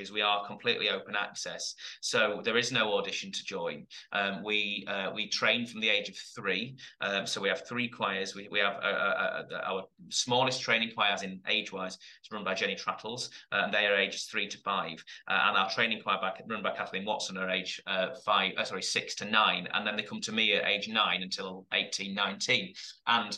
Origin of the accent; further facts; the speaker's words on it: Epworth, Yorkshire and the Humber, United Kingdom; I'm from Epworth, so I'm a local lad as well